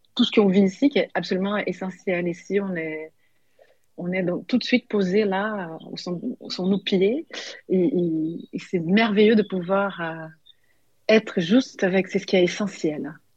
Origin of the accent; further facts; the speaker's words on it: São Paulo, Brazil; French is a second language; also born or lived in Paris, France; now in Vailhan, France; Moi, j'ai toujours vécu dans des très grandes villes. Je viens de Saint-Paul, Paulo, 22 millions d'habitants.